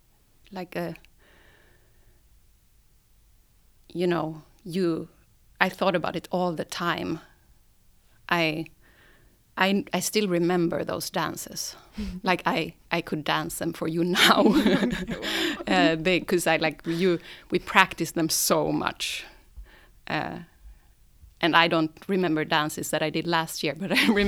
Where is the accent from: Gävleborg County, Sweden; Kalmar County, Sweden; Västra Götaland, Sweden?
Gävleborg County, Sweden; Sandviken; now in Stockholm, Sweden; I come from Sandviken. It's a small town a bit up north from Stockholm. And I live in Stockholm now